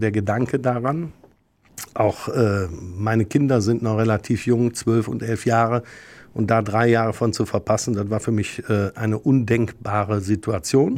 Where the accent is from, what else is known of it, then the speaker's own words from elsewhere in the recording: Rhineland, Germany; als Rheinländer